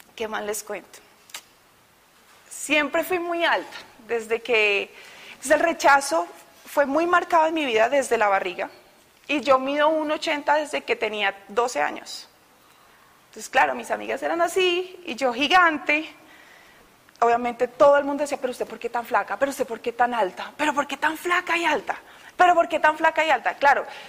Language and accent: Spanish; Bogotá, Colombia; moved away as an adult; Yo soy de Bogotá. Todavía no he perdido el acento. He llegado acá hace dos años.